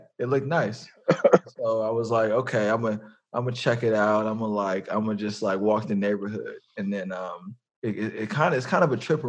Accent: San Francisco, California, United States; We grew up in the city.

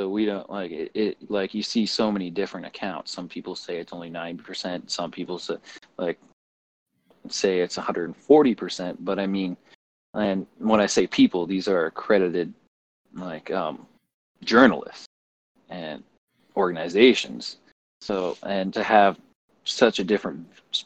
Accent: Canada; also born or lived in Red Deer, Alberta; I'm looking at this as a Canadian

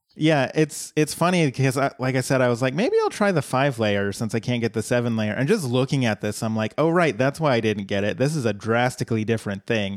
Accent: Colorado, United States; my home state

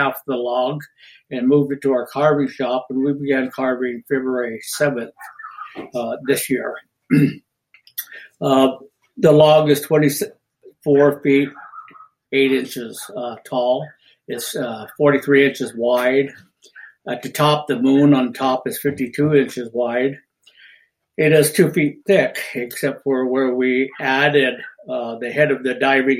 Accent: San Juan Islands, Washington, United States; We're from the San Juan Islands of Washington State, Puget Sound, or the Salish Sea

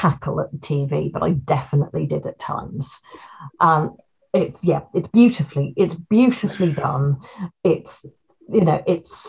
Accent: London, United Kingdom; Being a West Londoner

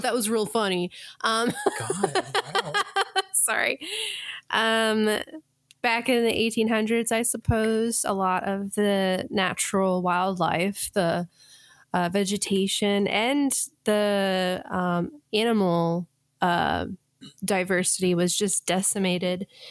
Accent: Colorado, United States; growing up in Colorado

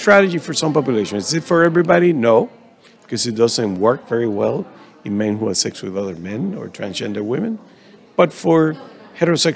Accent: Dominican Republic; I am from the Dominican Republic, so working in my native country

